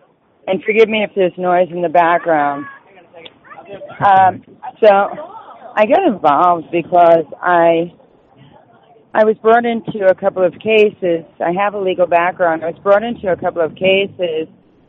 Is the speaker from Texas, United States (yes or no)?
no; Rhode Island, United States; So I'm more or less familiar with both, and I'm from Rhode Island, so I'm very familiar with the system there, ironically.